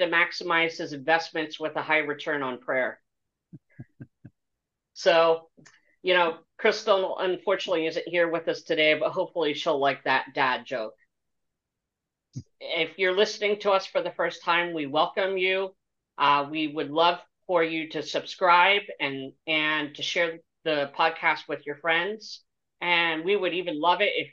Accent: Pennsylvania, United States; my home state of Pennsylvania

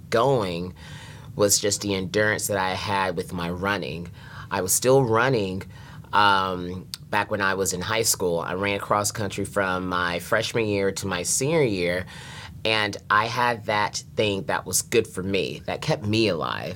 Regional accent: North Carolina, United States; I was born and raised in North Carolina

